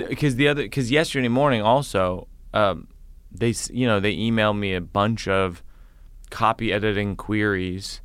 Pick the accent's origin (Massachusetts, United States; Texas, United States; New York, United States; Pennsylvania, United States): Massachusetts, United States; I'm from Massachusetts